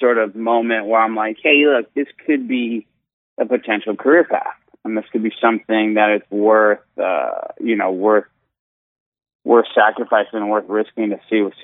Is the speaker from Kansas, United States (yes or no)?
no; Satellite Beach, Florida, United States; moved away as an adult; now in Orlando, United States; I was born in Satellite Beach and then actually live in Orlando